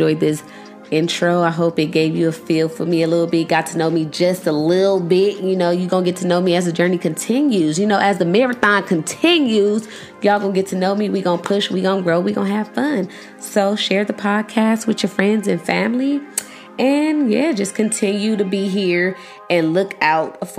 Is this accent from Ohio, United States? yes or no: no; Los Angeles, California, United States; I'm from Los Angeles